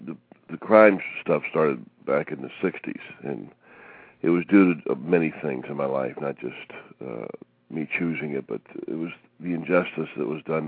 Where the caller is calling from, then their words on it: Fort Lauderdale, Florida, United States; Fort Lauderdale, Florida.